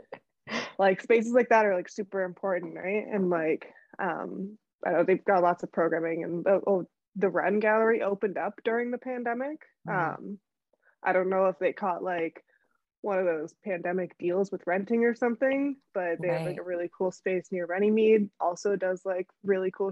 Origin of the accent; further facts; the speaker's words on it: near Hamilton, Ontario, Canada; now in Toronto, Canada; I grew up right near Hamilton